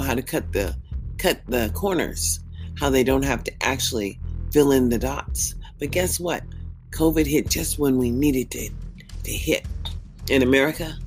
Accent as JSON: {"language": "English", "country": "United States", "said": "As an American citizen"}